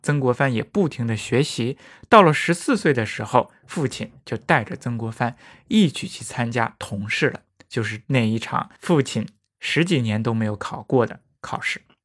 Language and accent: Chinese; China; 对于我们中国人来说实在是太重要了